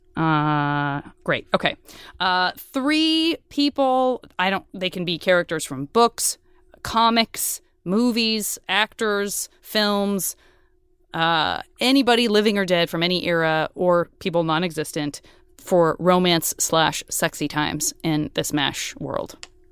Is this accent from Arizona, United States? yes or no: yes; Tucson, Arizona, United States; I'm from Tucson